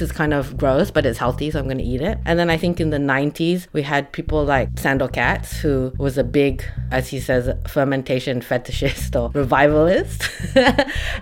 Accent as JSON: {"language": "English", "country": "Malaysia", "tie": "born or raised there", "moved": "yes", "lives_now": "Melbourne, Australia", "said": "I grew up in Malaysia and I'm Chinese Malaysian"}